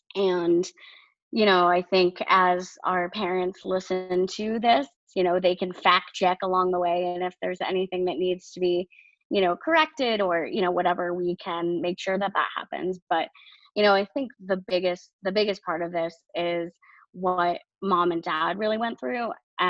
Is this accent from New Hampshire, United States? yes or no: yes; New Hampshire, United States; born there; And I was born in New Hampshire.